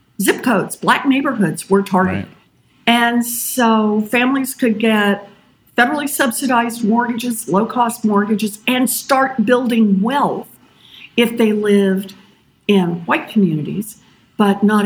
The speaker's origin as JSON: {"language": "English", "region": "Oklahoma", "country": "United States", "tie": "born or raised there", "said": "I was born and raised out in Oklahoma"}